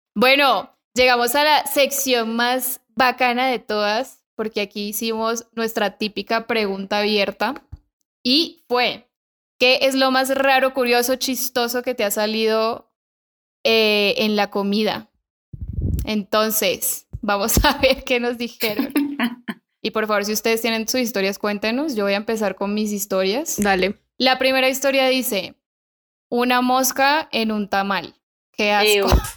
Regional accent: Colombia; now in Mexico; en Colombia nos criaron

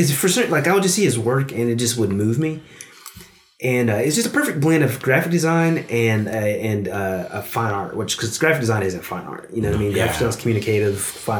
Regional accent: Oklahoma, United States; I'm a guy from Oklahoma.

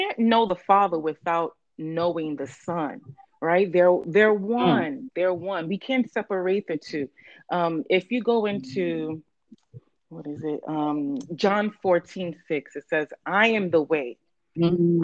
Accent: New York City, New York, United States; I born and raised in the Bronx, a Bronx girl to Nigerian parents

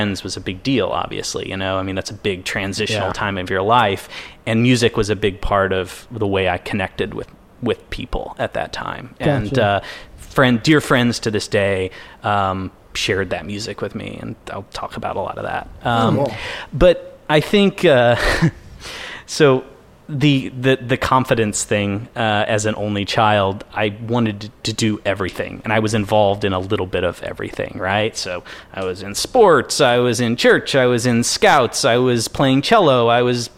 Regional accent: Bedford, Indiana, United States; moved away as an adult; I grew up in a town in southern Indiana called Bedford, Indiana.

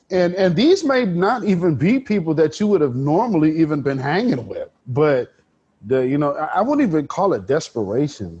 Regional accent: Portland, Oregon, United States; I'm born and raised North Portland

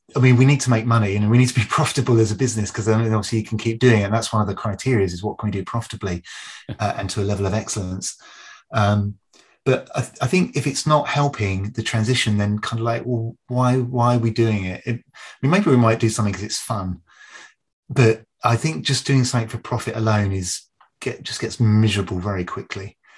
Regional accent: United Kingdom; moved away as an adult; now in Canada; I'm British by birth, but I'm a I've, you know, I've lived in very happily and, and proud Canadian now for 14 years

